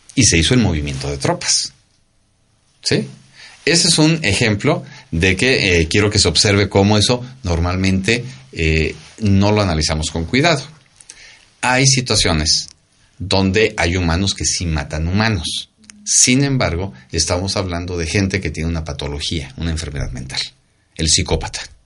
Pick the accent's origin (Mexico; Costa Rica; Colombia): Mexico